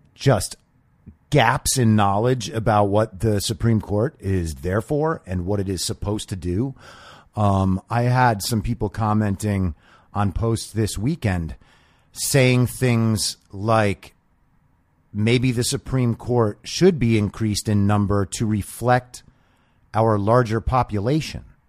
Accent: California, United States; as a Californian

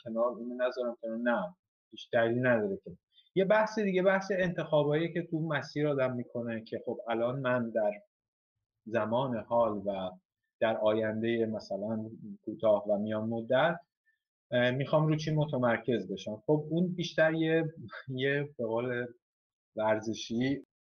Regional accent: Isfahan, Iran; moved away as an adult; also born or lived in Tehran, Iran; now in Florence, Italy; اگه من خودم مثلا اصفهانی هستم

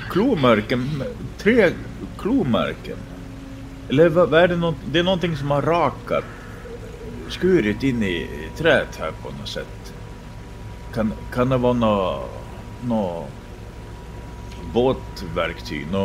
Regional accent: Rovaniemi, Lapland, Finland; born there; jag är född i Rovaniemi

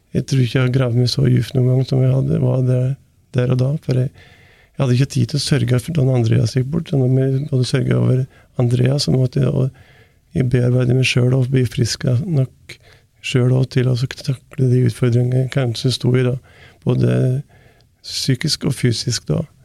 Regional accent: Valdres, Innlandet, Norway; det er liksom Heimplassen min jeg er fra Valdres

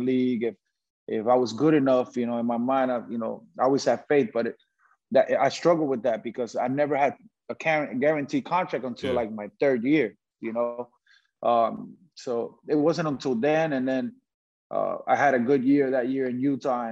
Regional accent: Puerto Rico; a basketball player growing up in Puerto Rico

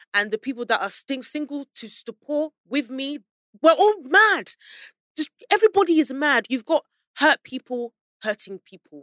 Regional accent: London, United Kingdom; also born or lived in Peckham, London; I'm from South London, Southwest. So, close to Central

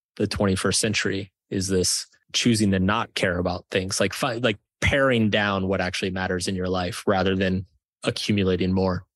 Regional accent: Texas, United States; I grew up in Texas

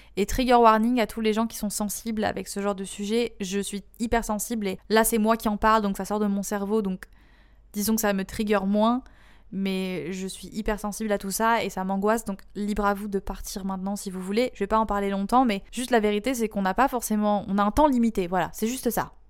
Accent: France

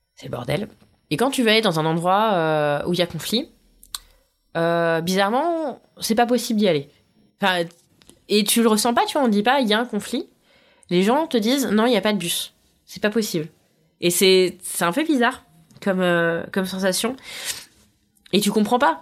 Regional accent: France; je suis française

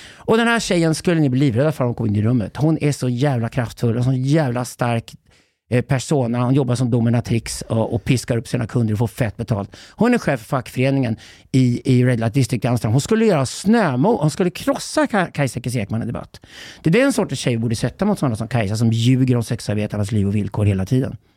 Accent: Sweden; som svensk man

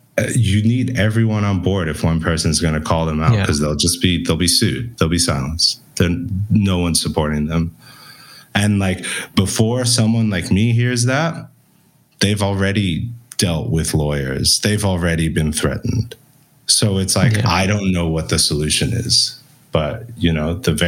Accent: Belgium; accent: international; we grew up in Belgium, hence my weird international accent.

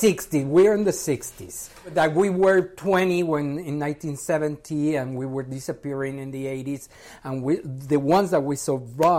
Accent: Mexico; English is a second language; moved away as an adult; now in United States; I'm from Mexico.

